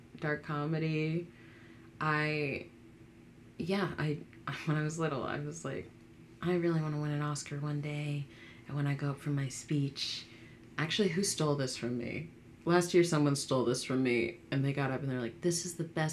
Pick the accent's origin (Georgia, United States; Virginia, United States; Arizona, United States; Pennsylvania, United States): Virginia, United States; Fairfax County, Northern; I grew up in Northern Virginia, which is, like, diverse depending on where you are, but then again, but still not very. Grew up in Fairfax County